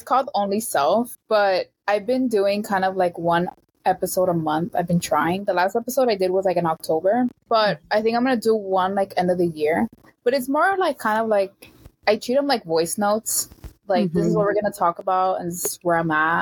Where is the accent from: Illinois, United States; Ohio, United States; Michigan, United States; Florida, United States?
Florida, United States; Miami; I've never lived anywhere else except Miami. So I'm very in my Miami bubble